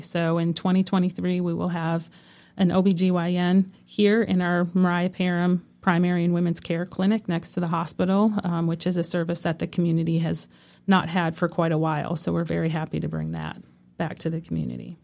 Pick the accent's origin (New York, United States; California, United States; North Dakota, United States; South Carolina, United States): North Dakota, United States; moved away as an adult; now in Franklin County, North Carolina, United States; I'm from North Dakota